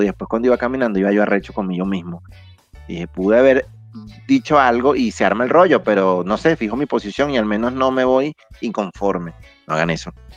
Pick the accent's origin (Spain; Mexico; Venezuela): Venezuela; como sociedad venezolana